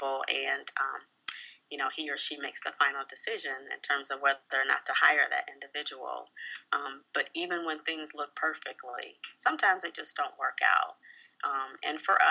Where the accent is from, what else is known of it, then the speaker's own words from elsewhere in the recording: Columbus, Ohio, United States; moved away as an adult; also born or lived in Chicago, Illinois / Indianapolis, Indiana / Atlanta, Georgia / Indiana; now in Detroit, United States; I'm originally from Columbus, Ohio